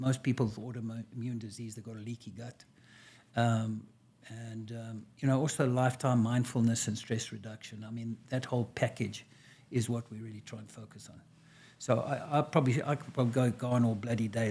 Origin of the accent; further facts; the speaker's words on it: South Africa; moved away as an adult; now in United States; I was born and raised in South Africa a long time ago